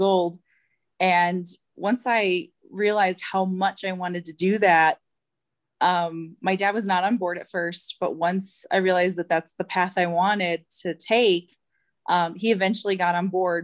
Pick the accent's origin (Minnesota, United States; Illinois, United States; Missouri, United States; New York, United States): Illinois, United States; Diamond; moved away as an adult; now in Colorado, United States; I grew up in the small town of Diamond, Illinois